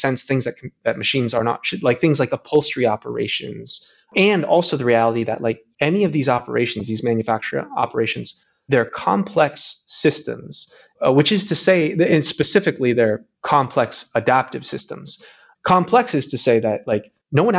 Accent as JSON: {"language": "English", "town": "Grand Rapids", "region": "Michigan", "country": "United States", "tie": "born or raised there", "said": "I grew up in Grand Rapids, Michigan"}